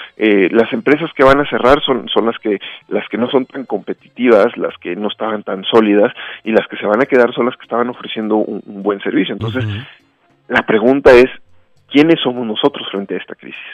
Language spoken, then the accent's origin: Spanish; Mexico; soy un mexicano